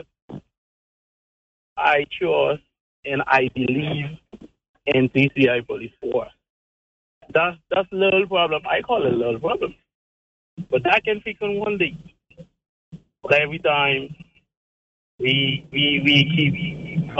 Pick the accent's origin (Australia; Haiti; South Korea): Haiti; moved away as an adult; now in Turks and Caicos Islands; I'm from Haiti. I live in Turkey from 2015